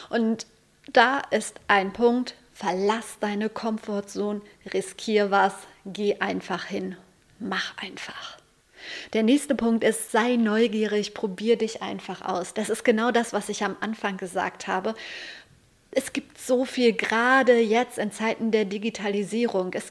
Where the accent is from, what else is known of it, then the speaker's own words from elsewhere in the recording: Lüdenscheid, North Rhine-Westphalia, Germany; Ich komme aus Lüdenscheid und da gab es zwei Zeitungen, die Lüdenscheider Rundschau und die Lüdenscheider Nachrichten.